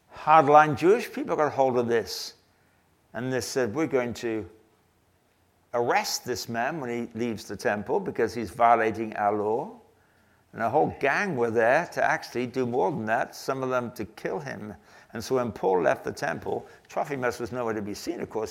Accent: England, United Kingdom; I'm English.

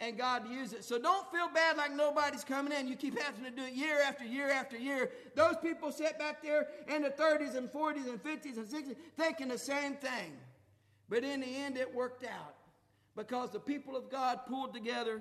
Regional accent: Gratis, Ohio, United States; Gratis, my hometown

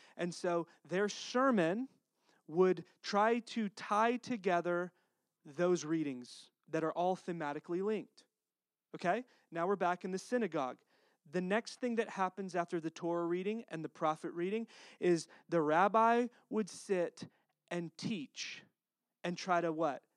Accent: Texas, United States; accent: Texas; my Texas accent

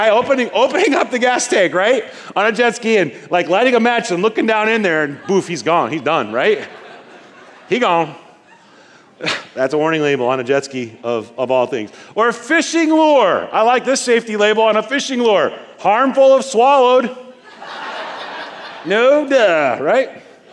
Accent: Nebraska, United States; I was born in Nebraska

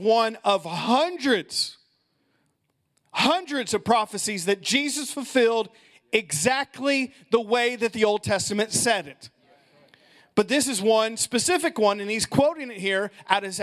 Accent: Midwest, United States; I'm from the Midwest.

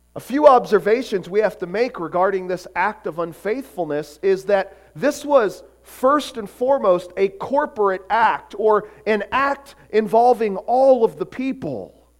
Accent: Florida, United States; growing up in Florida

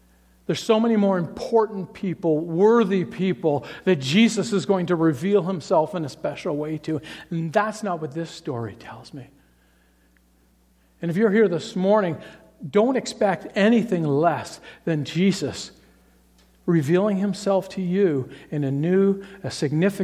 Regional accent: Toronto, Ontario, Canada; I grew up in Toronto

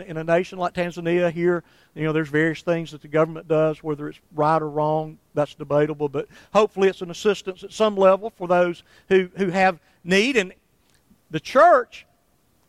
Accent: Somerville, Alabama, United States; when I was still in my hometown of Somerville

